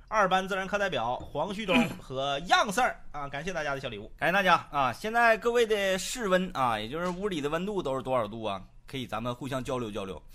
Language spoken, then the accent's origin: Chinese; Northeast China, China; 一名地地道道的土生土长的东北汉子